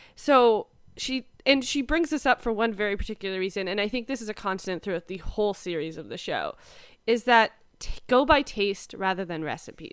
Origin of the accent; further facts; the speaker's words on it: Canada; growing up in Canada